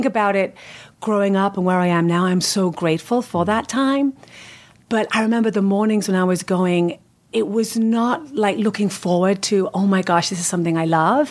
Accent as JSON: {"language": "English", "town": "West Kirby", "region": "North West England", "country": "United Kingdom", "tie": "born or raised there", "also_born_or_lived": "London", "moved": "as an adult", "lives_now": "United States", "said": "I actually was born in London and then lived most of my life near Liverpool, a little town called West Kirby"}